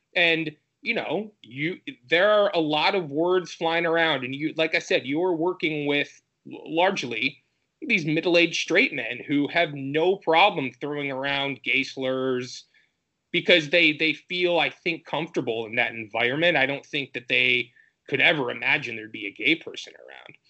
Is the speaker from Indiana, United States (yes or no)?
no; Michigan, United States; moved away; I'm from Michigan originally